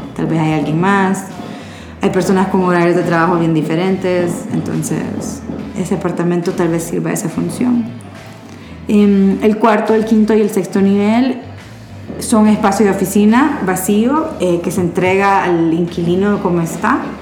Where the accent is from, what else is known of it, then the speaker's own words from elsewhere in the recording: Honduras; yo digo nosotros como hondureños